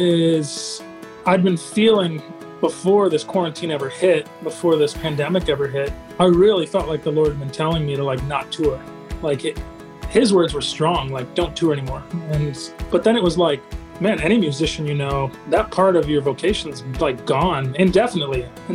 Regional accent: South Bend, Indiana, United States; also born or lived in Pontiac, Michigan; I grew up in South Bend, Mishawaka area of Indiana

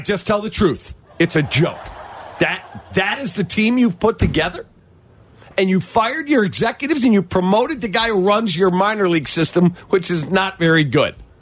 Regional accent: Chicago, Illinois, United States; I'm a Chicagoan through and through

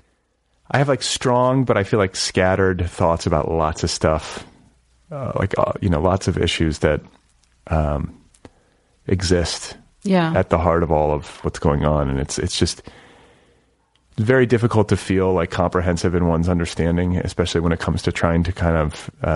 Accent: Midwest, United States; I'm from the Midwest.

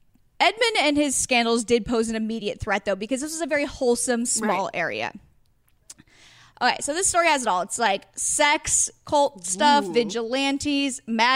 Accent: Astoria, Oregon, United States; I'm from Astoria, Oregon, which is another like small coastal town.

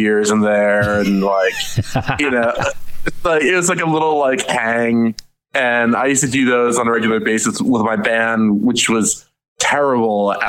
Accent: Madison, New Jersey, United States; I grew up in Madison, New Jersey

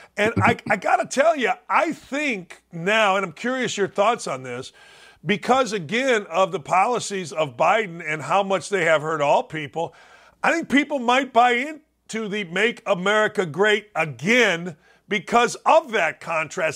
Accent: Gary, Indiana, United States; I grew up in Gary, Indiana, in and around Gary, Indiana

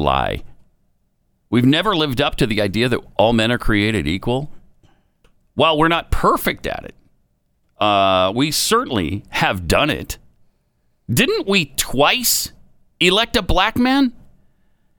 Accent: Montana, United States; I grew up in Montana, but I didn't grow up around horses

